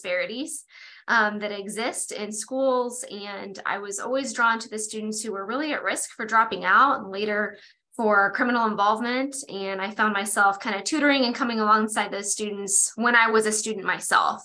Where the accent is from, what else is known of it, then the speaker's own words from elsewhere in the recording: Kansas City, Missouri, United States; I'm from Kansas City, Missouri